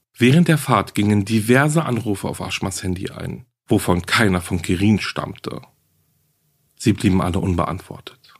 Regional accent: Germany; hier bei uns in Deutschland

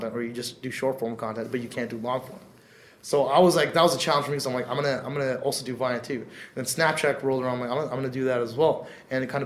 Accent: Canada; a South Asian dude growing up in Canada

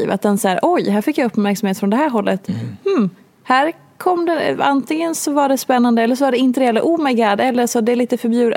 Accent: Hedemora, Dalarna County, Sweden; moved away; Jag har bott i den här stan i 12 mm. ja, skitsamma, länge

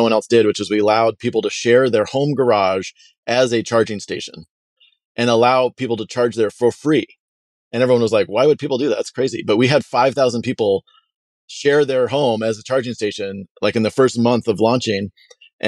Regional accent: Port Angeles, Washington, United States; also born or lived in Stanford, California; I'm from Port Angeles, Washington, which actually I'm in right now. Grew up in the Northwest

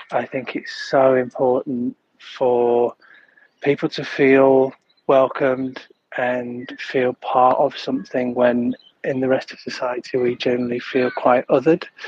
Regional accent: Leeds, Yorkshire and the Humber, United Kingdom; moved away as an adult; now in Sydney, Australia; I grew up in Leeds in the 80s and 90s

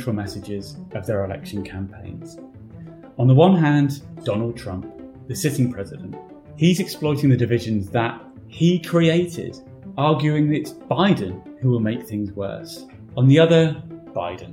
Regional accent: United Kingdom; moved away as an adult; now in United States; I'm a British journalist who's been living and working in America for 4 years

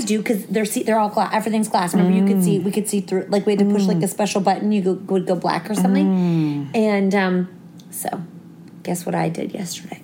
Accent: Toronto, Ontario, Canada; We're from Toronto.

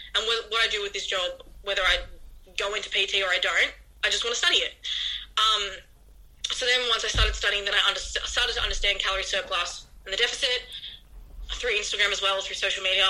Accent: regional Victoria, Australia; moved away as an adult; now in Melbourne, Australia; originally I'm not from Melbourne. So I'm from regional Victoria.

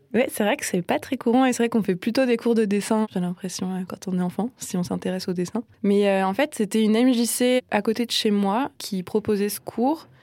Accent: Nancy, Grand Est, France; moved away as an adult; now in Strasbourg, France; j'ai grandi à Nancy

